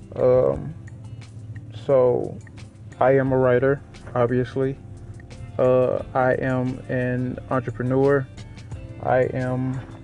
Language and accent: English; Little Rock, Arkansas, United States; I am from Little Rock, Arkansas, born and raised